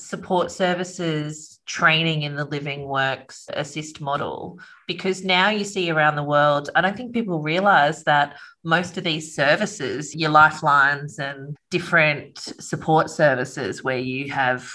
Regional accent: Australia; I'm very un-Australian

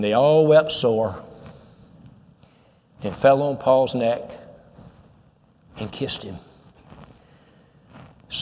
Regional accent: Goodlettsville, Tennessee, United States; I'm from Goodlettsville

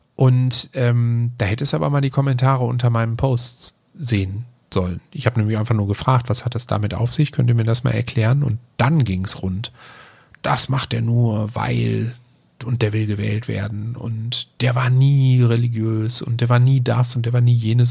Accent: Germany; als Deutscher

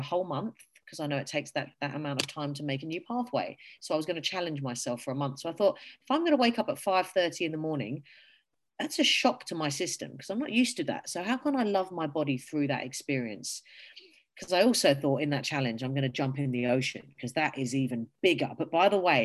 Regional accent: England, United Kingdom; now in Australia; I am from England

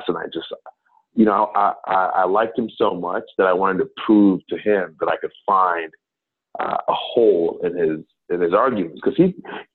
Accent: Ghana; also born or lived in New Jersey, United States; now in United States; I'm originally from Ghana, from West Africa. I was born in New Jersey, but family moved back to Ghana when I was quite young.

